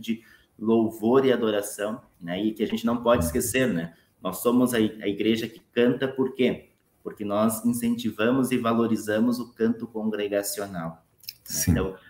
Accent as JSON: {"language": "Portuguese", "region": "Paraná", "country": "Brazil", "tie": "born or raised there", "moved": "yes", "lives_now": "Porto Alegre, Brazil", "said": "Sou natural do, do, estado do Paraná"}